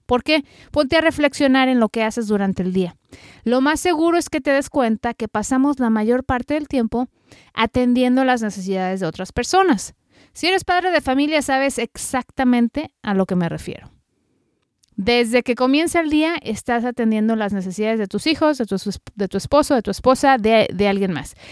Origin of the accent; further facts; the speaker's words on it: Mexico; moved away as an adult; now in United States; soy periodista mexicana radicada en Estados Unidos ya desde hace 15 años